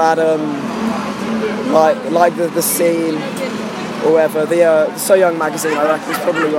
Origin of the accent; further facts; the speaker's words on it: Colchester, East of England, United Kingdom; my hometown. It's where I went to college, Colchester.